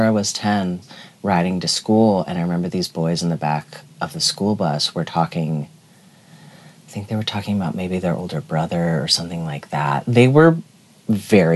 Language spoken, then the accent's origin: English; Tucson, Arizona, United States; born or raised there; also born or lived in Milwaukee, Wisconsin